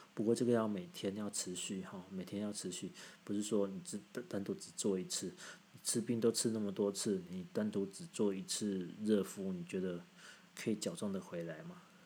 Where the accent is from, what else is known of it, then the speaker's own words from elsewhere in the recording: southern Taiwan, Taiwan; 我们南部人